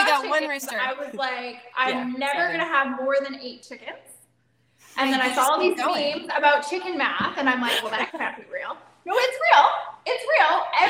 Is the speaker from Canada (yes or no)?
yes; Canada; I am Canadian, but yes, I am German, and yes, I have a passport.